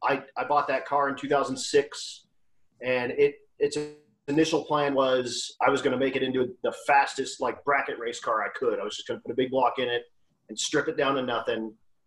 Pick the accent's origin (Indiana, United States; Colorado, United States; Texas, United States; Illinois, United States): Colorado, United States; Lakewood; also born or lived in Morrison, Colorado; I'm a native of the west end of town. I grew up in Lakewood, which is about 15 minutes from where I live now in Morrison.